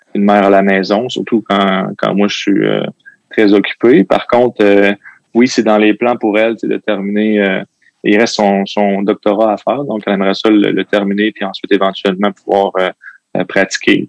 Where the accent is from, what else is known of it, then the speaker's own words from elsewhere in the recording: Quebec City, Quebec, Canada; also born or lived in L'Ancienne-Lorette; J'ai grandi à Sibérie